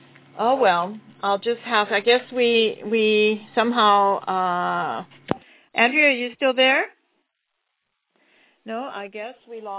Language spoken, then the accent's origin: English; Hawaii, United States; I'm from Hawaii.